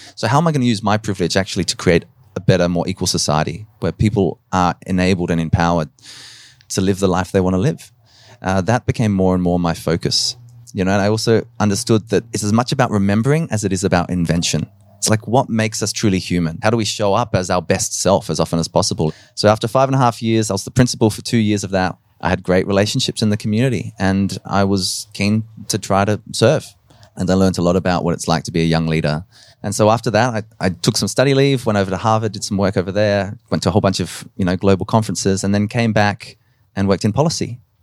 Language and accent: English; Adelaide, South Australia, Australia; also born or lived in Nowra, New South Wales / Dublin, Ireland; we came to Adelaide. And so I grew up in, in Westbourne Park in the, in the inner south